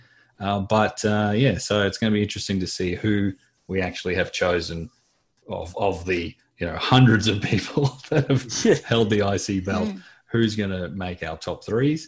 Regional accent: Australia; I'm joined by my fellow Aussies

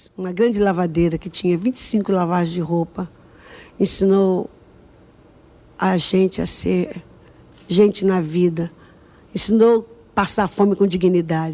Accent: Rio de Janeiro, Brazil; also born or lived in Água Santa, Rio de Janeiro; Eu nasci em Padre Miguel num bairro do Rio de Janeiro

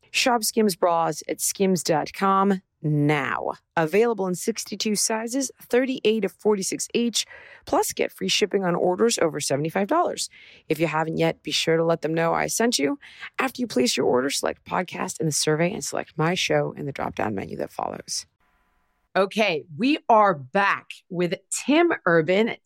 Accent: Los Angeles, California, United States; I grew up in Los Angeles.

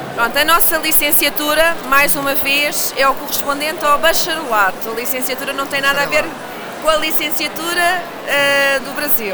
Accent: Lisbon, Portugal; eu sou lisboeta, portanto também posso, ser lisboeta, nascida e criada

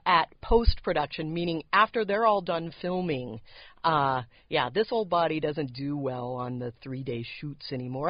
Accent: San Diego, California, United States; also born or lived in Los Angeles; I grew up in the San Diego area

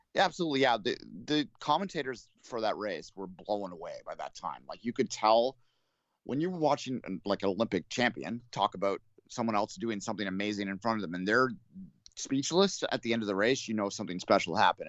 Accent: Canada; as a Canadian

